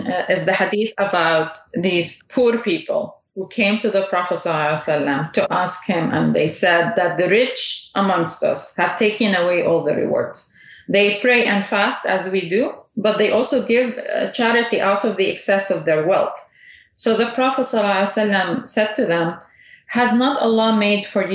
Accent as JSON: {"language": "English", "country": "Saudi Arabia", "tie": "born or raised there", "said": "I was raised in Saudi Arabia"}